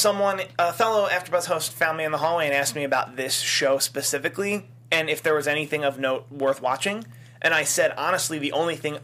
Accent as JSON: {"language": "English", "town": "Philadelphia", "region": "Pennsylvania", "country": "United States", "tie": "born or raised there", "said": "my hometown"}